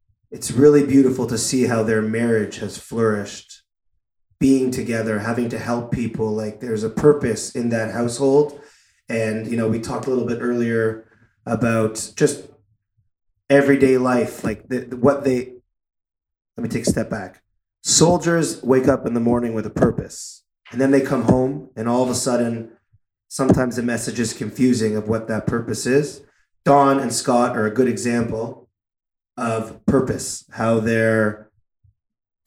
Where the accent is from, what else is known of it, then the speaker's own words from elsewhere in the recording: Toronto, Ontario, Canada; growing up in Toronto